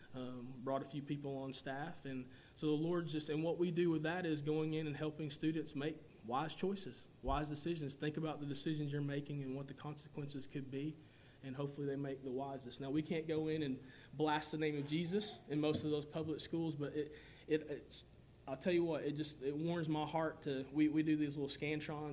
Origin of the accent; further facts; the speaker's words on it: Whitwell, Tennessee, United States; where I grew up in 1982 in Tennessee, right outside of Chattanooga